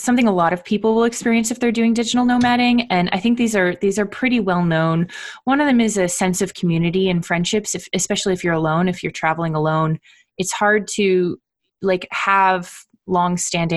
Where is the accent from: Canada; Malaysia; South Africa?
Canada; moved away as an adult; also born or lived in Ottawa; now in United States; I'm from Canada originally, so I say university